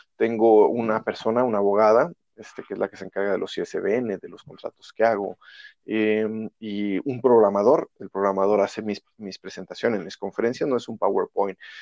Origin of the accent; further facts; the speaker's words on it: Irapuato, Guanajuato, Mexico; soy nacido en Irapuato, Guanajuato